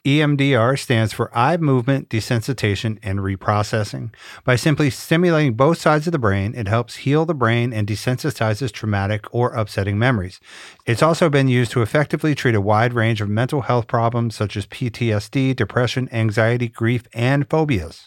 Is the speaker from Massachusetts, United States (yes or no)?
no; Richmond, Virginia, United States; moved away; I'm originally from Richmond, Virginia